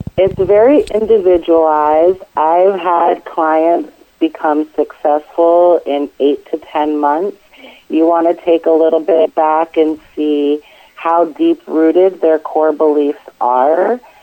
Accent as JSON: {"language": "English", "town": "Lewiston", "region": "Maine", "country": "United States", "tie": "born or raised there", "also_born_or_lived": "San Diego, California", "moved": "as an adult", "lives_now": "Richmond, United States", "said": "I actually grew up in Lewiston, Maine"}